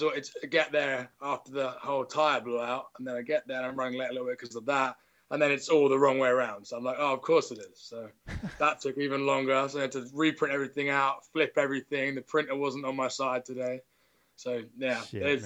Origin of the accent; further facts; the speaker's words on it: England, United Kingdom; also born or lived in Nottingham / Derby; I'm English.